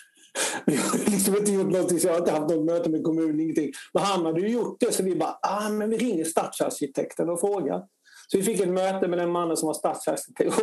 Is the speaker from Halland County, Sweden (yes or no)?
yes; Harplinge, Halland County, Sweden; moved away as an adult; now in Stockholm, Sweden; jag är uppväxt i Harplinge då, utanför Halmstad